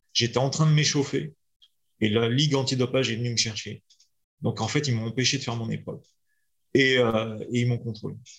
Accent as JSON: {"language": "French", "country": "France", "also_born_or_lived": "Lyon", "said": "je suis petit français"}